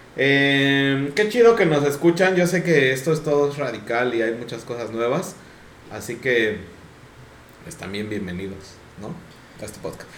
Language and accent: Spanish; Mexico; nosotros somos de México